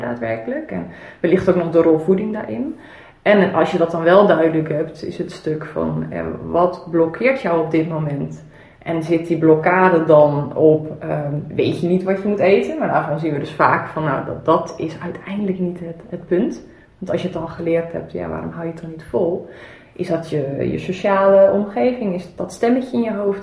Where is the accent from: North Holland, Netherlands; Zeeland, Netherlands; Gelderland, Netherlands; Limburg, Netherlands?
Zeeland, Netherlands; ik ben opgegroeid in Zeeland